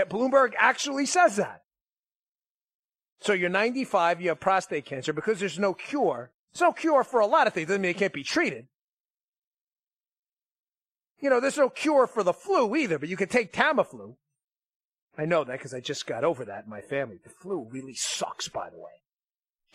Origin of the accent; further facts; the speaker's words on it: New York, United States; I'm from New York